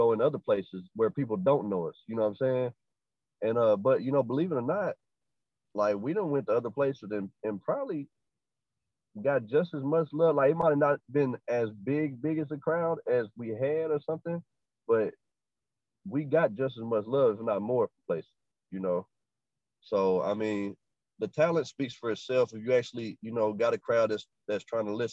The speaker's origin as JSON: {"language": "English", "region": "Arkansas", "country": "United States"}